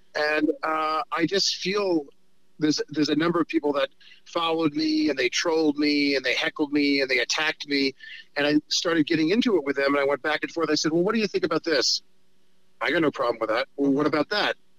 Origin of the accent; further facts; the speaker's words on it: New York, United States; I'm a New Yorker who's a Hollywood liberal